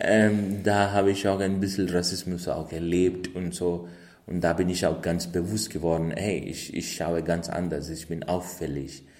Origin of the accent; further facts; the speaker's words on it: India; moved away; bin ich in Indien geboren